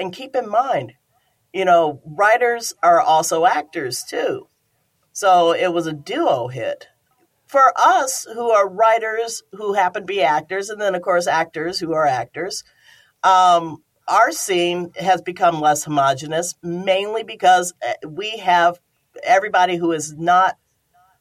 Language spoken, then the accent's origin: English; Chicago, Illinois, United States; now in Los Angeles, United States; I'm very union, but of course I'm from Chicago